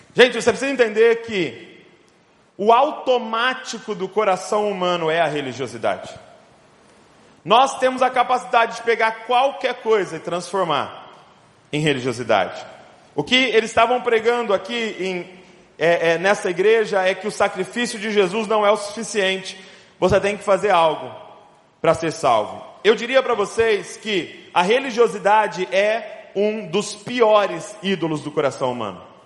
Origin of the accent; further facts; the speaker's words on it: Bragança Paulista, São Paulo, Brazil; sou lá de Bragança Paulista, interior de São Paulo